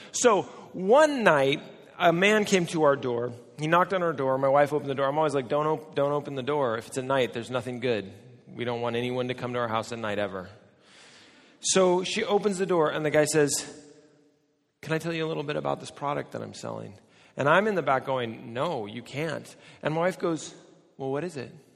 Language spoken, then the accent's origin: English; United States; Now, I'm American